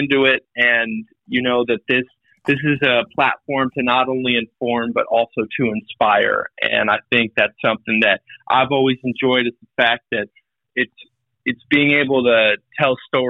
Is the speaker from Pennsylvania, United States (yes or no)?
no; Portland, Oregon, United States; moved away as an adult; also born or lived in Spokane, Washington / Syracuse; now in New Bern, United States; I'm from Portland, Oregon. Born and raised there.